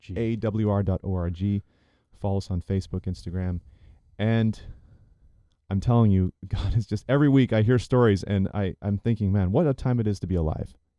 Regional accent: Chattanooga, Tennessee, United States; being here in my hometown of Chattanooga, Tennessee, this is home

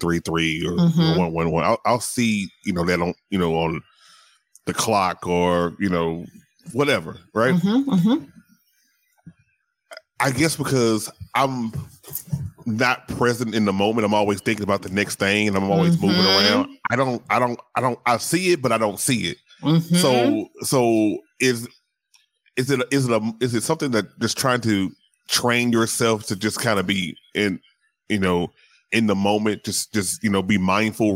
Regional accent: the South, United States; I grew up in the South, so Southern Baptist

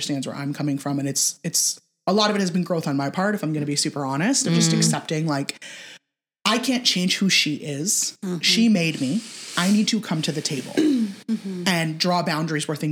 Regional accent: California, United States; moved away; born and raised in California

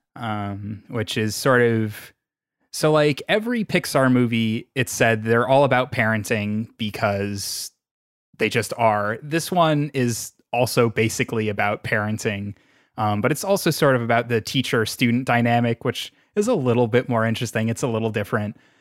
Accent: New York, United States; I'm, I'm from New York

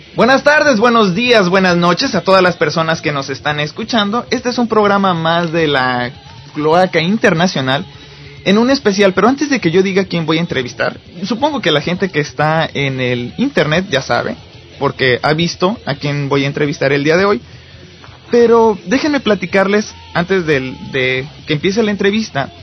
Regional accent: Cuernavaca, Morelos, Mexico; yo este crecí en Cuernavaca

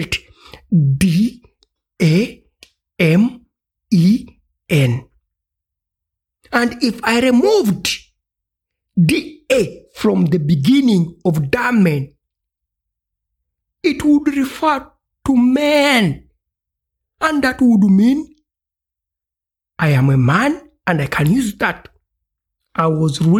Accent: Uganda; ich komme aus Uganda

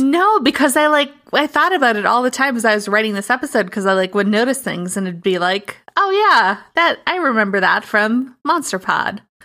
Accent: Minnesota, United States; I am very white, and I am from Minnesota

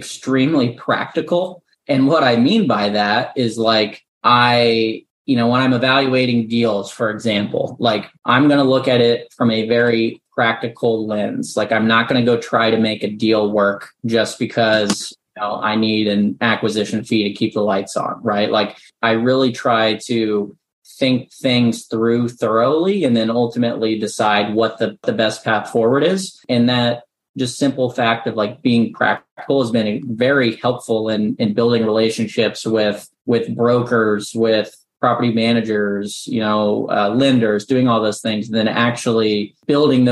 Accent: Midwest, United States; moved away as an adult; also born or lived in Central Illinois; now in Nashville, United States; I'm born and raised in the Midwest

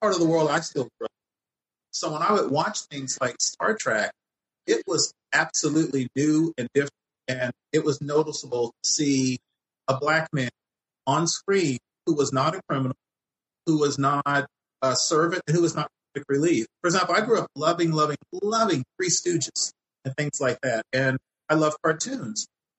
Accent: Fort Worth, Texas, United States; He moved to Fort Worth, Texas, which is my hometown.

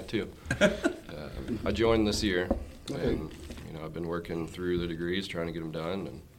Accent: Effingham, Illinois, United States; also born or lived in Altamont, Illinois; I'm actually from Effingham.

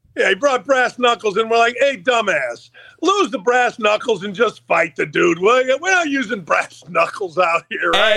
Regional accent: Gary, Indiana, United States; moved away; I grew up outside of Chicago in Gary, Indiana

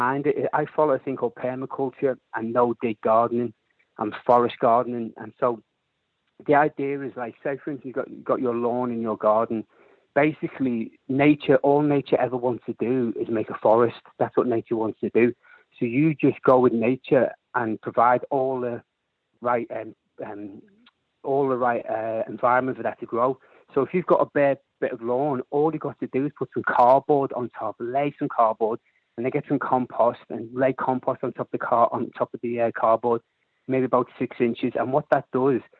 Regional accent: Liverpool, North West England, United Kingdom; I'm a Scally from Liverpool

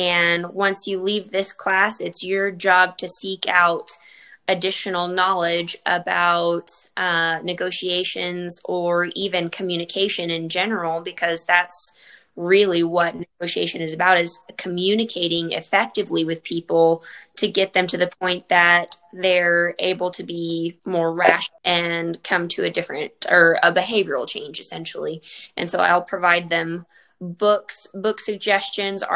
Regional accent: Friona, Texas, United States; also born or lived in Lubbock, Texas; I grew up in the Panhandle in a very small town called Friona.

